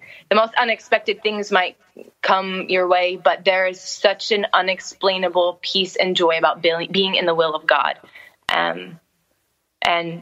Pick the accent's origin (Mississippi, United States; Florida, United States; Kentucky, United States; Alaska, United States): Florida, United States; Tampa; moved away as an adult; now in Amsterdam, Netherlands; I grew up in Tampa, Florida